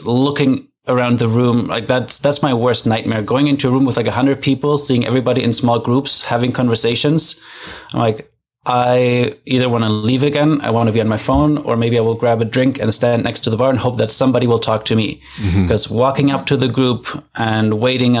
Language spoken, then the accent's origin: English; Germany; now in Canada; I'm from Germany originally, but I live in Canada